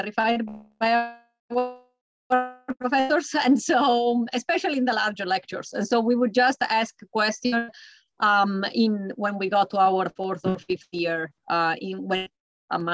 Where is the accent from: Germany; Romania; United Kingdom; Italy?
Italy; moved away as an adult; now in United States; I am an American now, but I was not when I was in college. And my college experience was from the mid-90s in Italy